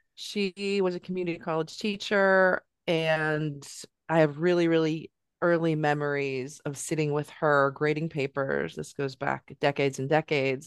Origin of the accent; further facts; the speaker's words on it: California, United States; moved away as an adult; now in Northampton, United States; I'm from California.